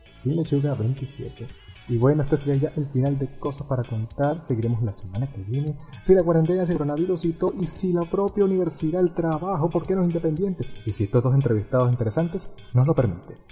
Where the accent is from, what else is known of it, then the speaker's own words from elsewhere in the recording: Venezuela; uno siendo venezolano